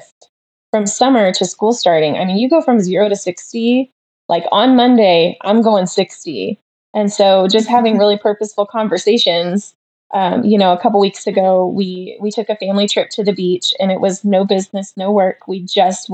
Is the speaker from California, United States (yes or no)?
no; Champaign, Illinois, United States; I'm from Illinois. I was born in Champaign. So I grew up there